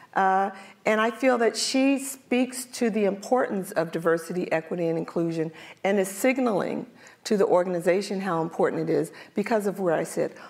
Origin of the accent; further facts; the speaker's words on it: Philadelphia, Pennsylvania, United States; I'm from North Philadelphia